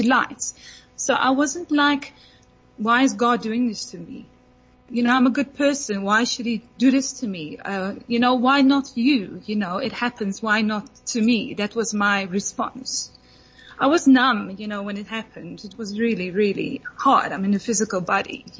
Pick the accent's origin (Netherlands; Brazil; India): Netherlands; I'm from Holland